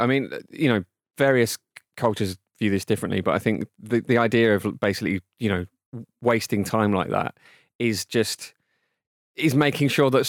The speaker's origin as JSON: {"language": "English", "region": "England", "country": "United Kingdom", "said": "as an Englishman"}